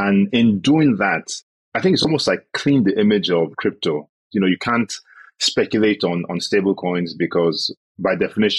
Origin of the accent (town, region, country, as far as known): Nigeria